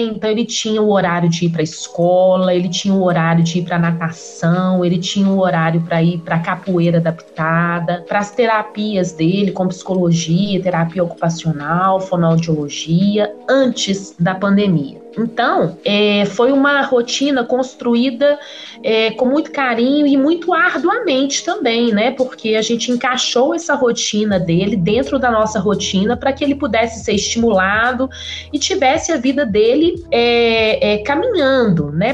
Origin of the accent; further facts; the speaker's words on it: Nova Lima, Minas Gerais, Brazil; Fui criada em Nova Lima. Apesar de ser próximo à capital de Belo Horizonte